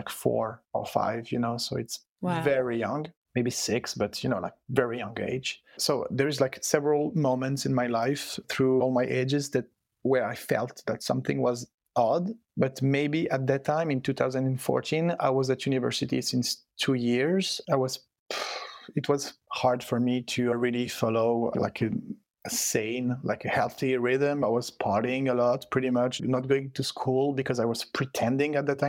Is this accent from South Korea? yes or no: no; Switzerland; first language French and Italian; English is a second language; also born or lived in Stockholm, Sweden; I was born and raised in Switzerland. My parents are both Italian immigrants, but I was born and raised in Switzerland. So yeah, my first language is French and Italian